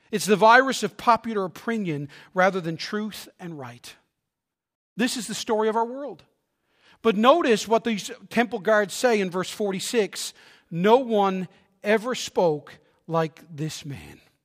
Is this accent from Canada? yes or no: yes; Newfoundland and Labrador, Canada; I'm from Newfoundland